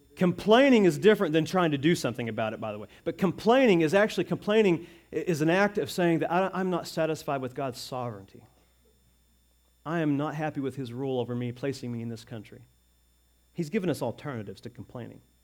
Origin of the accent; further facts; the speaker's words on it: United States; as American citizens